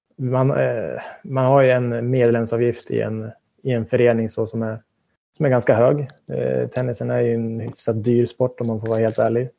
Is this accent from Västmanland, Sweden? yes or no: yes; Västerås, Västmanland, Sweden; moved away; Jag slet på med mina träningar hemma i Västerås